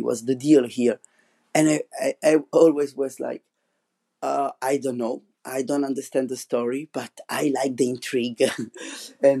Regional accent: Rome, Lazio, Italy; English is a second language; moved away as an adult; now in La Rochelle, France; Rome, which it's my hometown

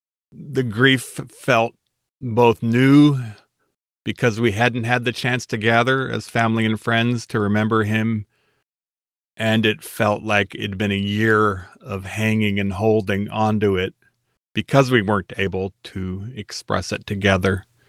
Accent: Washington, United States; I grew up in Eastern Washington, so I'd experienced real winters.

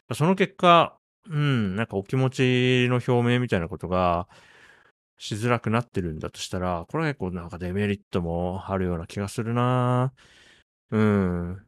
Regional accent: Japan; 僕1983年に日本に生まれて、まあ、40歳になるまで育って

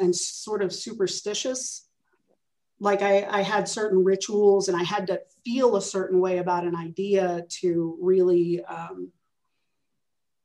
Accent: Arlington, Texas, United States; moved away as an adult; also born or lived in Iowa; now in Birmingham, United States; I'm this kid from Arlington, Texas

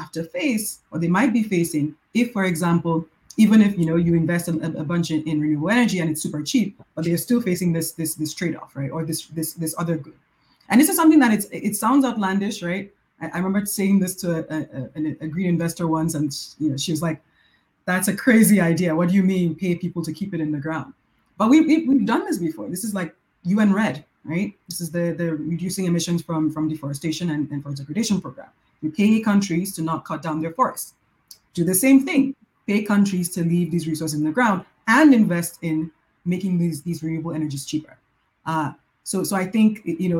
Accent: Nigeria; I'm from Nigeria

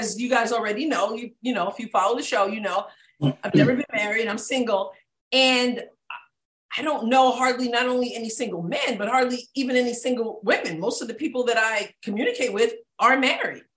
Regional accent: New York, United States; moved away as an adult; now in Southeast Missouri, United States; I'm from New York

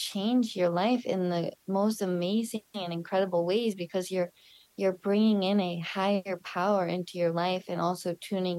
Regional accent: Chicago, Illinois, United States; also born or lived in Sedona, Arizona; now in Costa Rica; So I was born in Chicago. I was born in 1994. I was a home birth with my mother. She birthed me at home. And yeah, I grew up there.

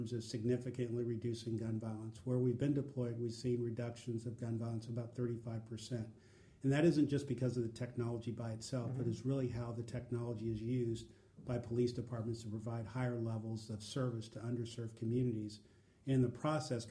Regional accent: Oakland, California, United States; I grew up in Oakland, California.

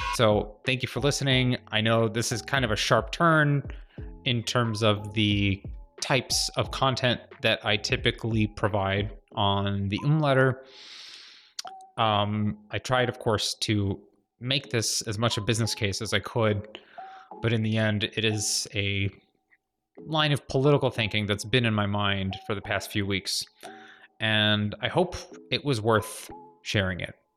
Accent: Glenview, Illinois, United States; moved away as an adult; also born or lived in San Francisco / Los Angeles; My hometown of Glenview

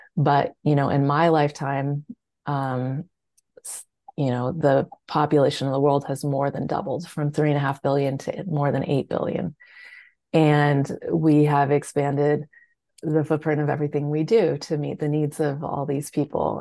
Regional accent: California, United States; I grew up in California

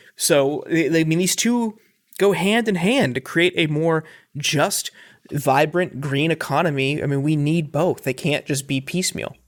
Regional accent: Northeast Ohio, United States; I grew up in Northeast Ohio um, and was there for the fracking boom

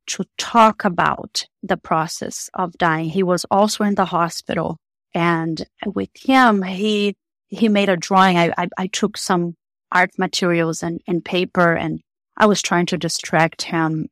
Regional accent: Brazil; moved away as an adult; I am originally from Brazil

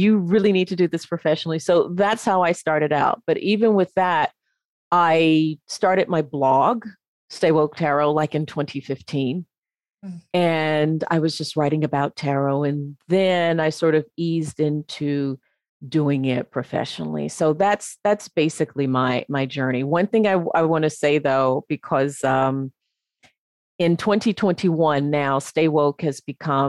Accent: Memphis, Tennessee, United States; moved away as an adult; also born or lived in North Carolina; I'm originally from the States. I'm originally from Memphis

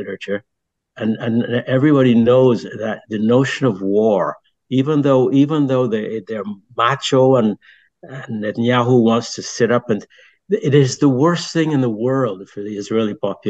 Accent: Barbados; also born or lived in France; now in New Haven, United States; I grew up in Barbados and I grew up in a British society

